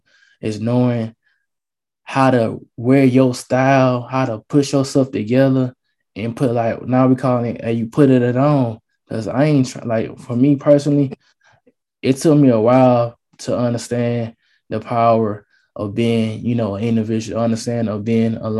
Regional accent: Atlanta, Georgia, United States; I'm from Atlanta, Georgia

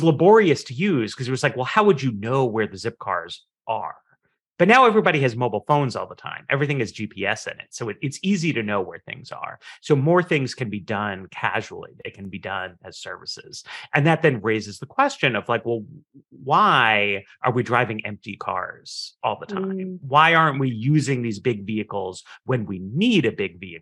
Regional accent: New York City, New York, United States; moved away; I grew up in Manhattan

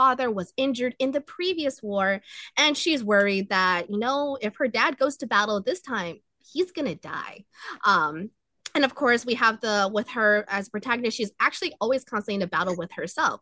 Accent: United States; as a American-born Chinese, I was raised, Western society

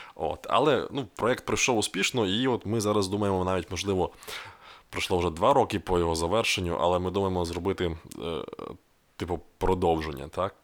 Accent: Rivne, Rivne Oblast, Ukraine; в моєму рідному місті

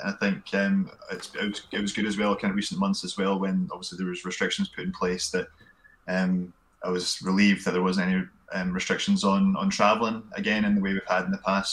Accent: Glenrothes, Scotland, United Kingdom; also born or lived in Kirkcaldy / Perth / Stirling; born in Kirkcaldy and grew up in Glenrothes

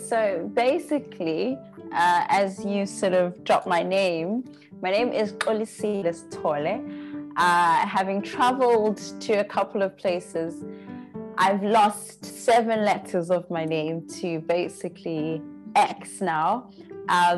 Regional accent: Pietermaritzburg, KwaZulu-Natal, South Africa; moved away as an adult; also born or lived in Canada; now in China; I was growing up in 2 different households in Peter Maritzburg. And then I went to high school in Maritzburg

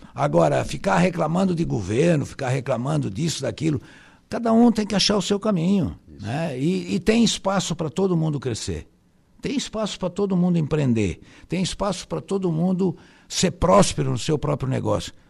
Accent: Araranguá, Santa Catarina, Brazil; also born or lived in Timbé do Sul; eu nasci em Tibé do Sul, mas tenho muito pouca lembrança, quase nenhuma, porque eu vim para cá com três anos de idade só

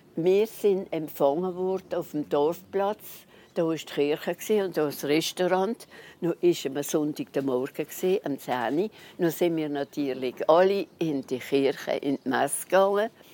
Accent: Neuwiller, Grand Est, France; ich bin auf die Welt in Neuwil selber. Und dann seitdem wohne ich immer in Neuwil

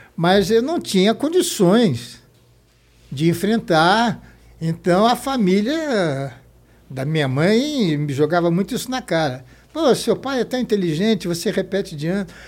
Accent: São Paulo, Brazil; also born or lived in Rio de Janeiro, Brazil; a gente veio do Rio para São Paulo, São Paulo em 45 era, entre aspas, uma província

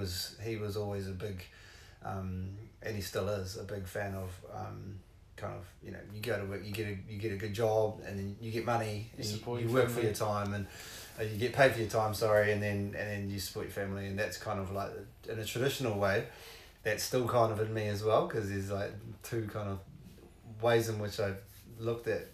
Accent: Kawerau, Bay of Plenty, New Zealand; I grew up in, I was born in Kawerau.

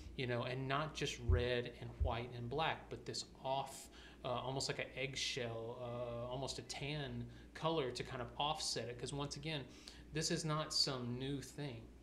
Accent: the South, United States; now in Atlanta, United States; I was born and raised in the South

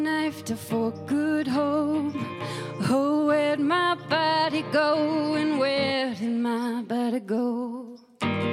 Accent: East Coast, Atlantic Canada, Canada; moved away; I'm from the East Coast

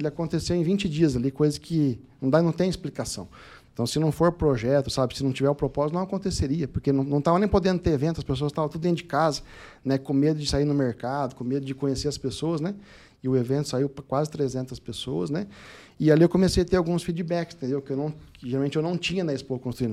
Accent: Lins, São Paulo, Brazil; Nasci em Lins, interior de São Paulo, né, cidade muito boa lá, pacata, distante, meio de tudo, sessenta mil habitantes.

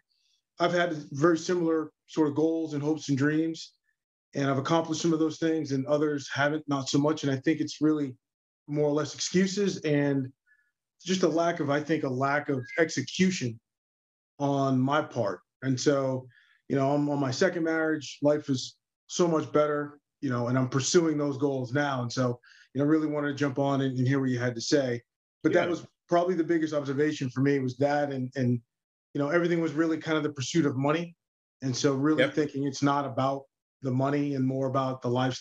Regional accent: Boston, Massachusetts, United States; moved away as an adult; now in Atlanta, United States; I'm 47. I'm from Boston.

